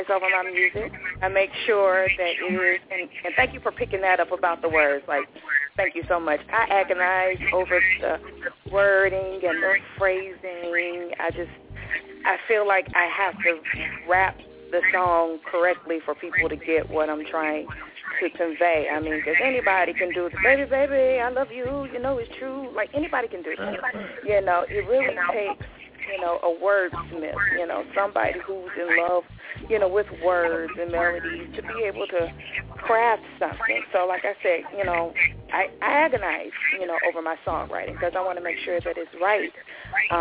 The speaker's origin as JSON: {"language": "English", "town": "Birmingham", "region": "Alabama", "country": "United States", "accent": "southern drawl", "said": "Please forgive my southern drawl. As you did say, I'm from Birmingham, Alabama. So, yes, I'm southern girl to the bone"}